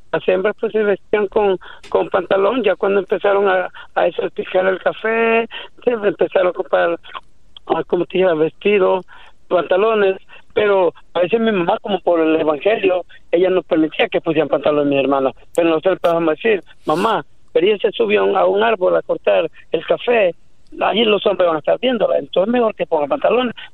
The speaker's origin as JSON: {"language": "Spanish", "country": "El Salvador", "said": "Yo soy salvadoreño."}